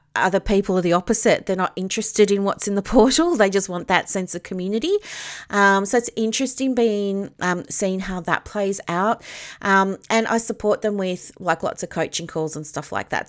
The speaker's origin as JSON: {"language": "English", "region": "Victoria", "country": "Australia", "said": "I'm from Victoria"}